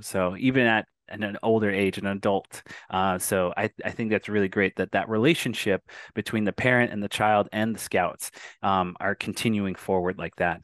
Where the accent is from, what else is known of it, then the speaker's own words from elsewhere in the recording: Arizona, United States; I'm Native American and from a tribe here in Arizona